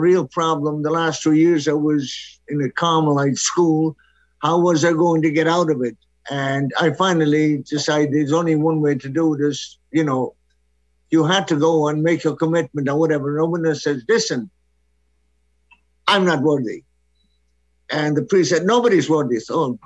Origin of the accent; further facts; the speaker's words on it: Connemara, Connacht, Ireland; first language Irish; English is a second language; moved away as an adult; now in New Jersey, United States; I lived in an area of Ireland called Connemara